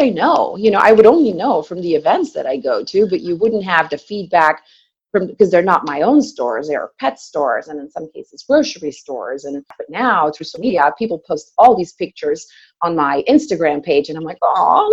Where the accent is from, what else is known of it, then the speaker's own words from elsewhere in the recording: Belgium; moved away; I'm originally from Belgium, and I came to the country in 97